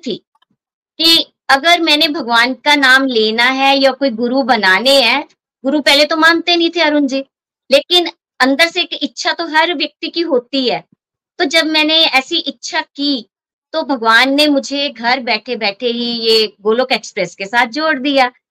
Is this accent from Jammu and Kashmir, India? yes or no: no; Hoshiarpur, Punjab, India; moved away as an adult; now in Pathankot, India; पठानकोट से बेसिकली मैं होशियारपुर से हूँ 93 में मेरी शादी पठानकोट में हुई